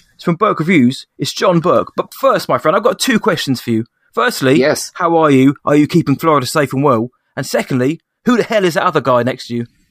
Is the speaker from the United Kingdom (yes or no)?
yes; England, United Kingdom; I'm I'm English